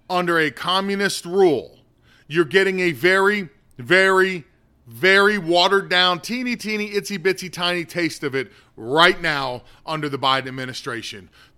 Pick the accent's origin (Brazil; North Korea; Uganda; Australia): North Korea; English is a second language; now in United States; And that same ideology drove my home country into what it is, the state of North Korea.